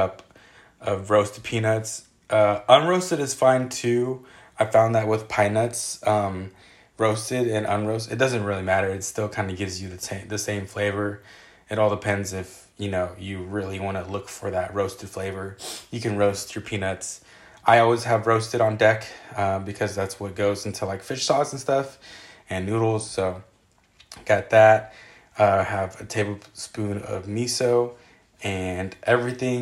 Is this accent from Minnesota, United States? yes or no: no; Oakland, California, United States; I grew up in Oakland